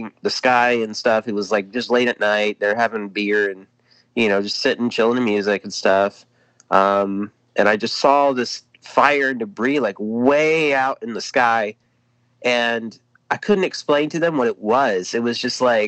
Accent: Lawrence, Indiana, United States; I grew up in Lawrence, Indiana, where I currently reside right now.

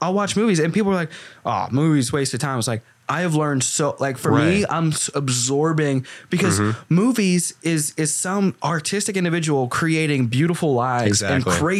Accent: Arkansas, United States; moved away; I grew up in Arkansas

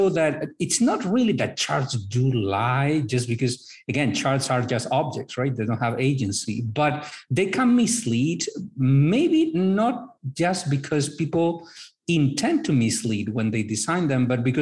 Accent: northern Spain, Spain; moved away as an adult; also born or lived in Madrid, Spain / North Carolina, United States / Brazil; now in Miami, United States; I am originally from Spain, northern Spain. I've lived in Madrid, in North Carolina, in Brazil.

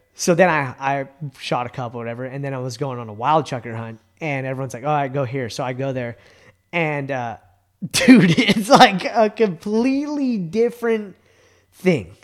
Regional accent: Bay Area, California, United States; moved away; I grew up in the Bay Area

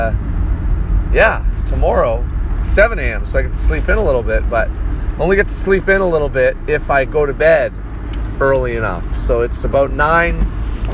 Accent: Canada; now in Saskatoon, Canada; It's part of being Canadian.

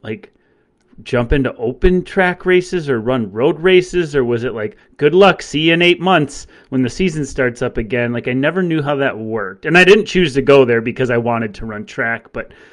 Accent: Green Bay, Wisconsin, United States; I'm from Green Bay, Wisconsin, and I got heavily recruited by UW Green Bay.

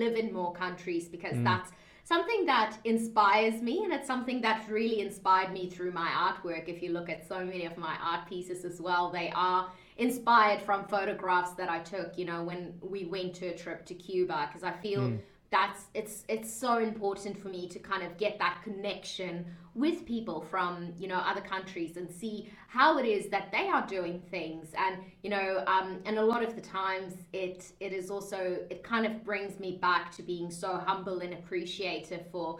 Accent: South Africa; accent: mixed; moved away as an adult; also born or lived in Dubai, United Arab Emirates; I'm originally from South Africa. {S0} Okay. {S1} That I've got a very like mixed accent as well because it's got like this Aussie slang in. So I lived in South Africa for most of my life up until 2010

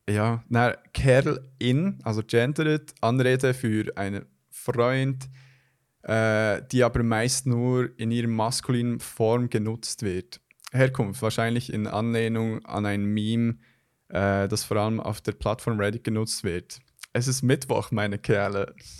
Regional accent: Switzerland; bei uns in der Schweiz

